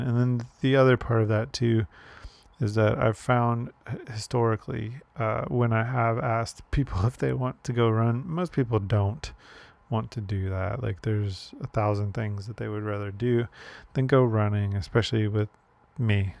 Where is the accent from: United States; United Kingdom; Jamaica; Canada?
United States; Chicago, Illinois; moved away as an adult; now in Hawaii, United States; I grew up in Chicago